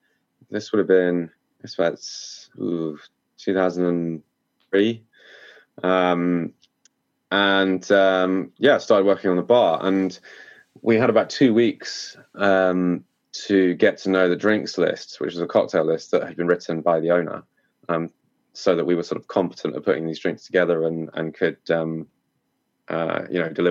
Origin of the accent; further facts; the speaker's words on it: Cornwall, South West England, United Kingdom; I'm from Cornwall in the southwest of the UK, and it's a big tourist hotspot. So growing up here